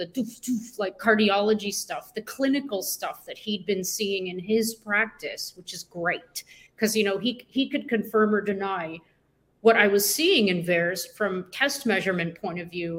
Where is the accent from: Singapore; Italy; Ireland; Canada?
Canada; being Canadian